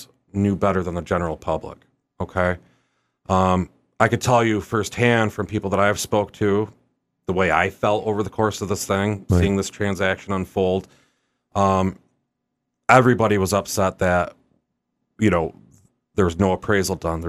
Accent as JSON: {"language": "English", "town": "Watertown", "region": "New York", "country": "United States", "tie": "born or raised there", "also_born_or_lived": "Albany", "said": "Born and raised in Watertown"}